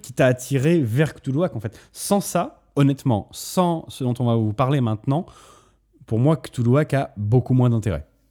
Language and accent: French; Bordeaux, Nouvelle-Aquitaine, France; à la base, on vient de Bordeaux avec Antoine